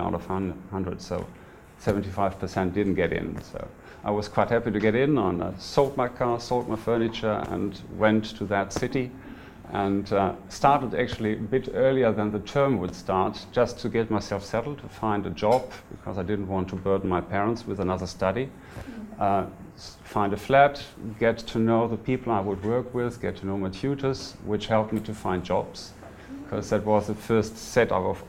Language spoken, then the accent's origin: English; Lower Rhine Valley, North Rhine-Westphalia, Germany; moved away; I'm from Germany. I'm born in the Lower Rhine Valley, which is about 50 kilometers from the Dutch border